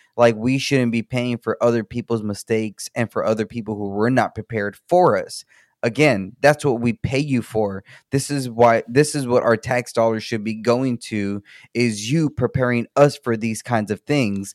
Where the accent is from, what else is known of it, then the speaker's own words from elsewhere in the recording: United States; for us as the American people, we pay into, into ERCOT